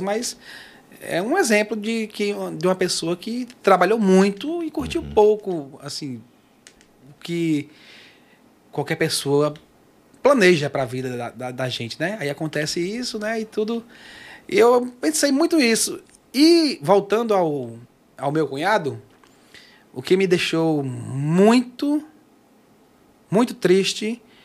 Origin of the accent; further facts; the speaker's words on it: Pacoti, Ceará, Brazil; moved away; lá em Pacoti, lá onde eu nasci e cresci.